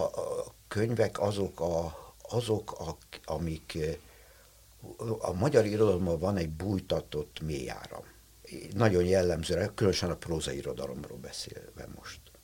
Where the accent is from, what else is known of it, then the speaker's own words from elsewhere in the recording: Budapest, Hungary; én egy telekitéri szobakonyhában nevelkedtem, voltam kisgyerek